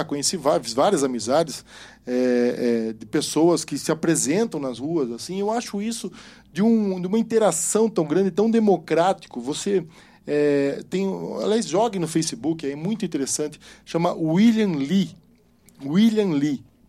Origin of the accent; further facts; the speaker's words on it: Sorocaba, São Paulo, Brazil; eu sou sorocabano